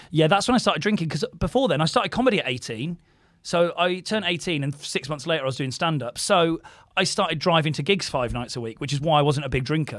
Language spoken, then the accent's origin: English; Didcot, South East England, United Kingdom; moved away; I went to school in my hometown, did Carl, Saint Bryaness, my school was called